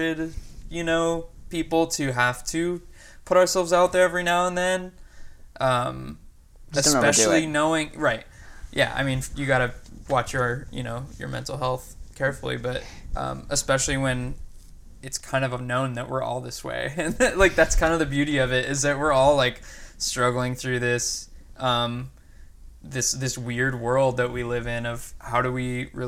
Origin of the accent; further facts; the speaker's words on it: near Tacoma, Washington, United States; I kind of grew up in the Tacoma scene. Tacoma, Washington. And that was, like, adjacent to my hometown